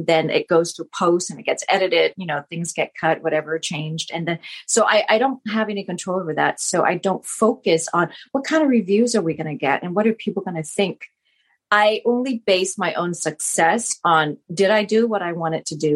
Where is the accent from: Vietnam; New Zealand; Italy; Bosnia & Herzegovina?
Vietnam; first language Vietnamese; English is a second language; now in United States; born in Vietnam and to have that be my primary language, my first language anyway